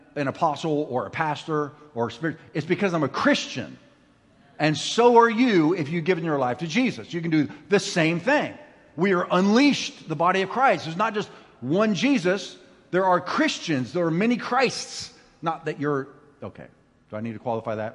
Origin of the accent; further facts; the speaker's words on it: Ramona, California, United States; I'm from Ramona